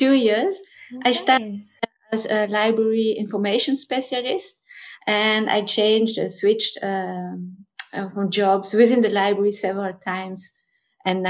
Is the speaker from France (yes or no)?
yes; France; moved away as an adult; now in Netherlands; I'm coming from France, and so I studied in France chemical engineering first